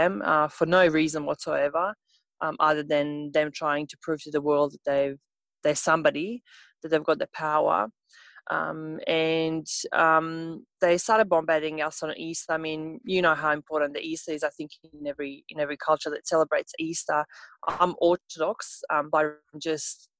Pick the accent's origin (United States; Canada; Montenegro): Montenegro; English is a second language; moved away as an adult; now in Australia; I'm from Montenegro